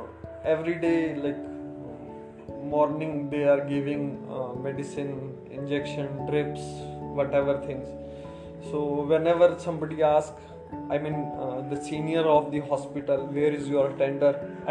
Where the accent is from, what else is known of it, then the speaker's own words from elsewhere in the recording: North India, India; So I don't like hospital food because they are giving South Indian and I'm North Indian.